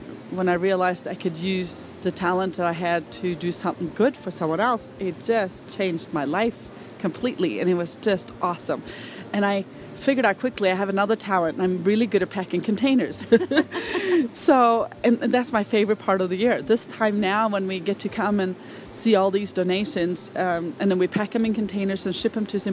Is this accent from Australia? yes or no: no; Norway; I'm from Norway